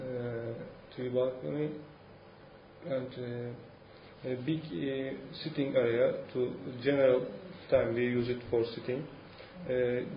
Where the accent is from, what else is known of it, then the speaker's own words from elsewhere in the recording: İzmit, Kocaeli, Turkey; English is a second language; now in Istanbul, Turkey; I grew up in İzmit, in a flat